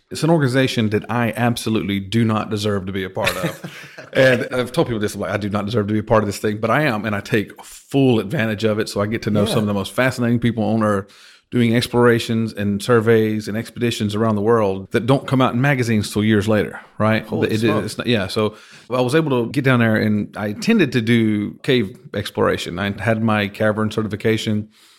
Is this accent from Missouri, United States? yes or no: no; Georgia, United States; now in Texas, United States; I'm from Georgia, and I'm sure someone from Georgia, from my hometown, is going to hear this and have some ill will towards me for saying that.